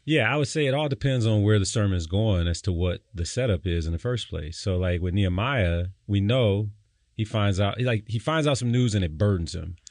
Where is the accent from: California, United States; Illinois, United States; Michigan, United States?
Michigan, United States; Detroit; I grew up in Detroit